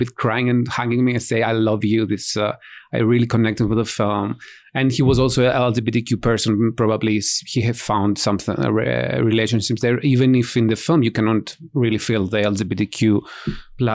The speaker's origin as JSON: {"language": "English", "country": "Greece", "said": "I'm from Greece"}